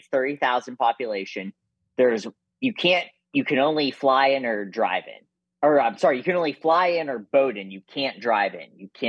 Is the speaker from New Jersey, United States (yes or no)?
no; Western Pennsylvania, United States; moved away as an adult; also born or lived in Tyler, Texas / Los Angeles / Juneau, Alaska; now in Santa Barbara, United States; No, I lived in Tyler for a year and a half. I grew up in Western Pennsylvania, where Brenton and I are from. I lived there for 27 years, and I lived a year and a half in Tyler, Texas, and then LA for a short period of time.